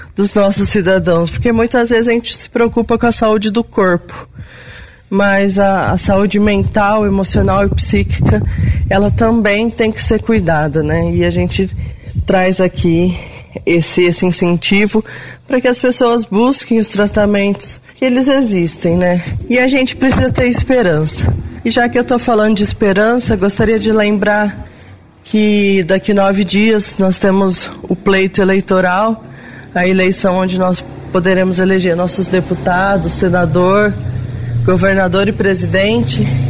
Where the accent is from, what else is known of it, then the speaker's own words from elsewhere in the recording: Brazil; enquanto brasileiro